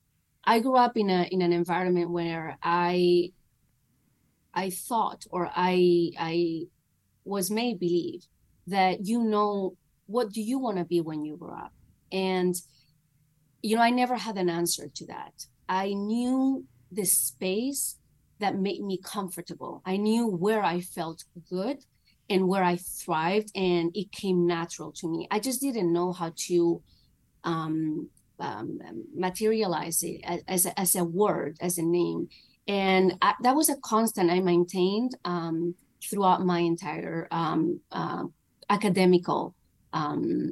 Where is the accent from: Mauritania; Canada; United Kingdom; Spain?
Spain; moved away; my family's in Spain. I'm from Spain